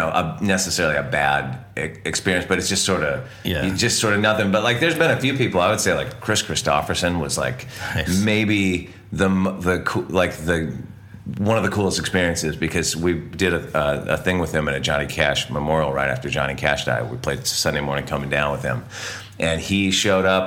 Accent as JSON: {"language": "English", "town": "Santa Barbara", "region": "California", "country": "United States", "tie": "born or raised there", "said": "where we grew up in California"}